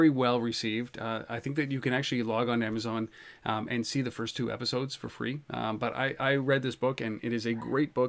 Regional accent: Canada; I'm Canadian

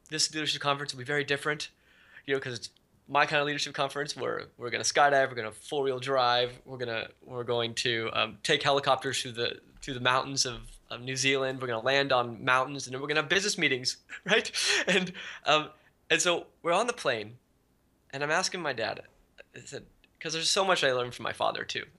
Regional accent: Silicon Valley, California, United States; also born or lived in Hawaii; I've been growing up in Silicon Valley. Well, I was originally born in Hawaii, and then, then I moved to Silicon Valley when I was about ten

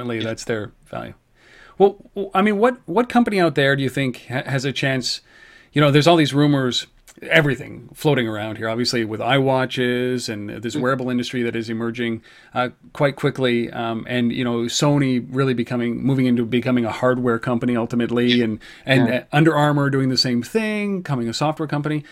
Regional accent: Canada; I'm Canadian

